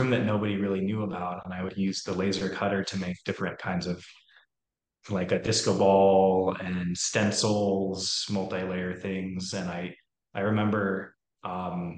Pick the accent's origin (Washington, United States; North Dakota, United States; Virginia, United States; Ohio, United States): Washington, United States; Seattle; moved away as an adult; also born or lived in New York State / San Diego, California; So I'm from Seattle. I grew up in Seattle, Washington, did some school out in New York State